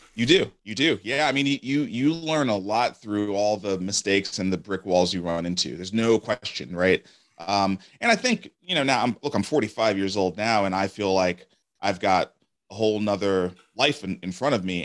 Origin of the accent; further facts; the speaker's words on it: New York City, New York, United States; moved away as an adult; now in Nashville, United States; I grew up in Brooklyn, New York